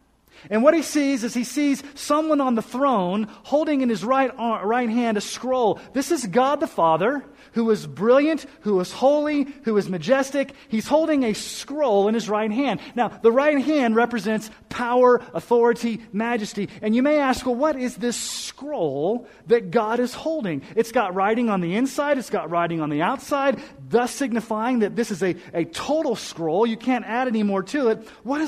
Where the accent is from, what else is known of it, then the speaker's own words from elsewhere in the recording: Colorado Springs, Colorado, United States; When I was growing up in Colorado Springs as a youngster, in ninth grade